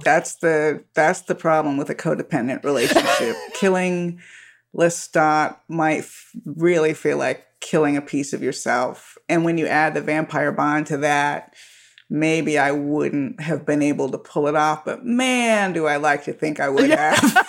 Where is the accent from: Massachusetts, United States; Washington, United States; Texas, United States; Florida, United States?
Florida, United States; Miami; now in Southern California, United States; I was born in Miami